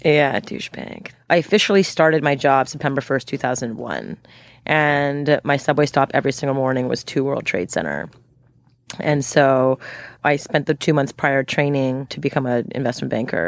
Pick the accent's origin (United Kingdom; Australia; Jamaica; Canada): Canada; Montreal, Quebec; moved away; I'm from Montreal, born and raised